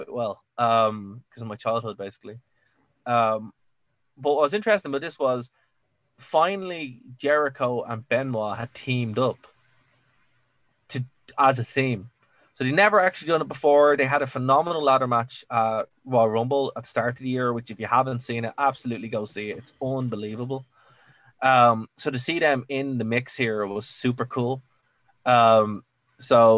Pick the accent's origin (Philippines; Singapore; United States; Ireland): Ireland; I'm Irish.